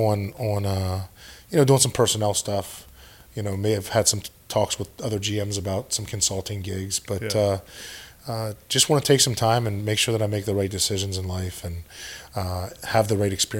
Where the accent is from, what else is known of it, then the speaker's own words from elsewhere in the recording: Pennsylvania, United States; moved away as an adult; where we grew up in Pennsylvania is such a different area